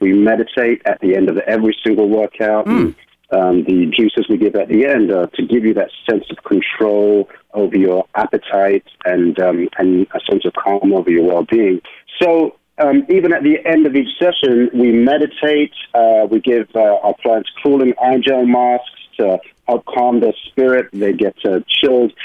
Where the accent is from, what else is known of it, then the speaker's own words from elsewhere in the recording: London, United Kingdom; moved away as an adult; now in New York, United States; I am originally from London, England, and I uh, moved to New York uh, in my 20s